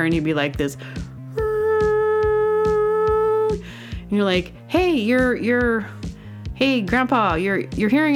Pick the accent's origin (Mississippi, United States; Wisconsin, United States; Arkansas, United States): Arkansas, United States; Booneville; accent: Southern; I was born in Arkansas, a little teeny town called Boonville